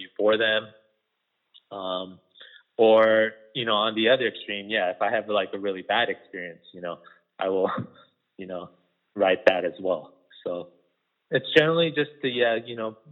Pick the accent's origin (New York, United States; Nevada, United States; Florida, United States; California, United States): Nevada, United States; Las Vegas; There wasn't a lot of good Korean food, you know, growing up in Las Vegas